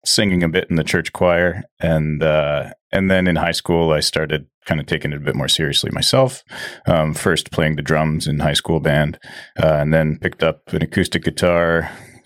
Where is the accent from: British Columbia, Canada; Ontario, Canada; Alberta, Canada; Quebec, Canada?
British Columbia, Canada; Agassiz; also born or lived in South Surrey; now in Chilliwack, Canada; I grew up in Agassiz, just down the road.